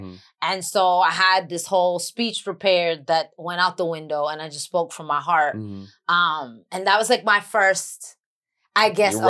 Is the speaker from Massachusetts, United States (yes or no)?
no; New York City, New York, United States; accent: New York; first language English; moved away as an adult; now in Los Angeles, United States; I'm from the Bronx and I'm Latin.